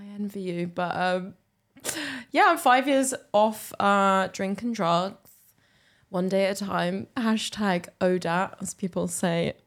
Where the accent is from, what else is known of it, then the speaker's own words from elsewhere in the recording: England, United Kingdom; now in Glasgow, United Kingdom; I come from England